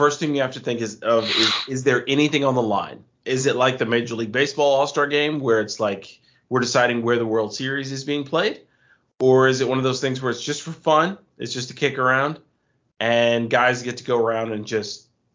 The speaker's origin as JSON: {"language": "English", "country": "United States", "said": "being an American"}